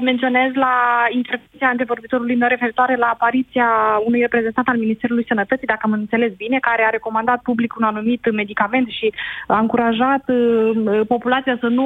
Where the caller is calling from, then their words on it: Iași, Iași County, Romania; Bună ziua, … … din Iași.